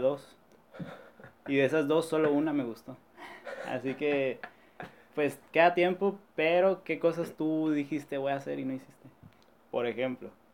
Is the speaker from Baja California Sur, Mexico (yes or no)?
yes; La Paz, Baja California Sur, Mexico; somos de La Paz